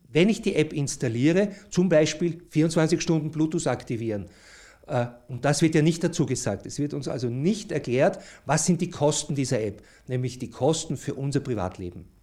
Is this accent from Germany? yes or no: no; Austria; so ist das etwas, wo wir uns als Österreicher eigentlich nicht dafür entschieden haben